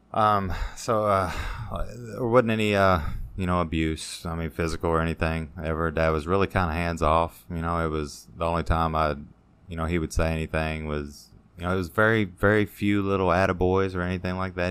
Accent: Hodgenville, Kentucky, United States; also born or lived in Elizabethtown, Kentucky; most of my time was around Hodgenville

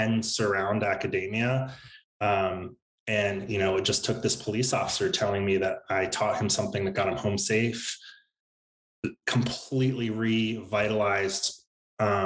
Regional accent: Central Maryland, United States; I grew up in Central Maryland outside of DC, kind of average suburban life

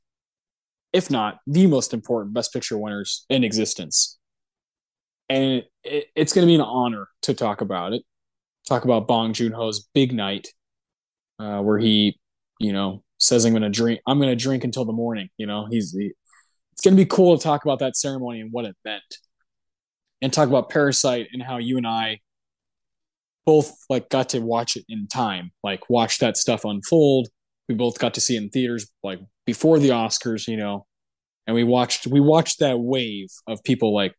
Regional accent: Texas, United States; we're from Texas

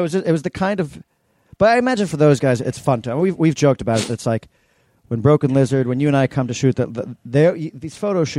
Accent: New York City, New York, United States; growing up on, in New York City on East 86th Street, which every parade went down

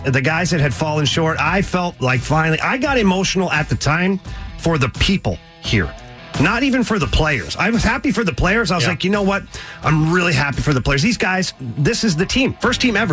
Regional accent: Ottawa, Ontario, Canada; now in St. Louis, United States; I'm a St. Louis guy, although I'm from Ottawa, Canada.

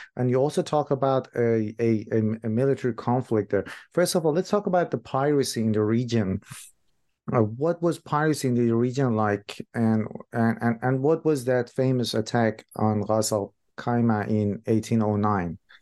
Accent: Iran; moved away as an adult; also born or lived in New Zealand; I'm originally from Iran myself

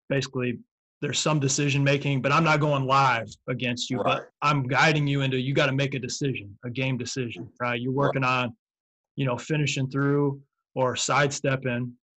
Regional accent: Michigan, United States; I was from Michigan

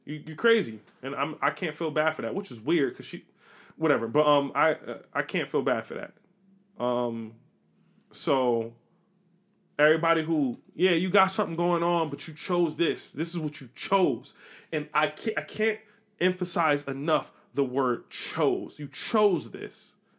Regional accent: United States; I'm American

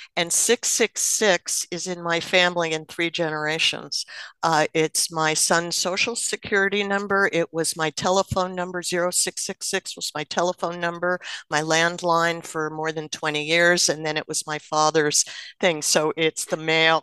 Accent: New Jersey, United States; I grew up in New Jersey, and my father worked in New York City.

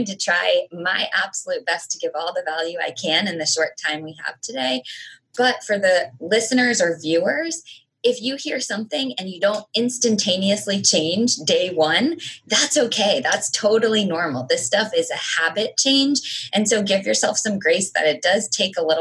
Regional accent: United States; I am American

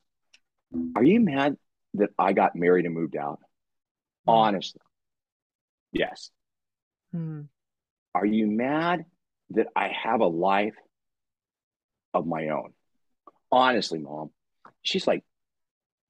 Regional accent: La Crescenta, California, United States; we grew up in La Crescenta, which is out in, you know, San Fernando Valley

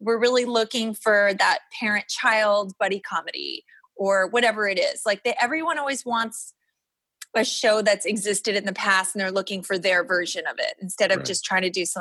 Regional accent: New York City, New York, United States; I grew up on the Upper East Side

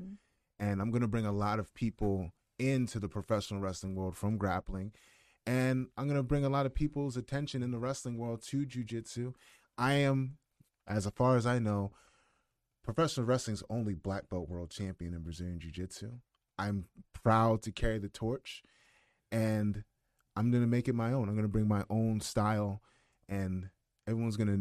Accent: Howard County, Maryland, United States; I'm from Howard County

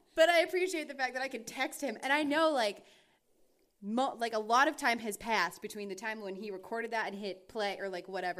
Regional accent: North Carolina and Georgia, the South, United States; I am from North Carolina and Georgia, and most of my family, the vast majority of my family is from the South

